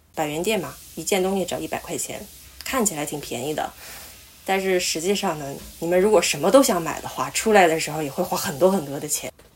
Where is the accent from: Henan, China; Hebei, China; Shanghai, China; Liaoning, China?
Liaoning, China; moved away as an adult; now in Kobe, Japan; 我是辽宁人，现在在日本神户读本科，正在准备考研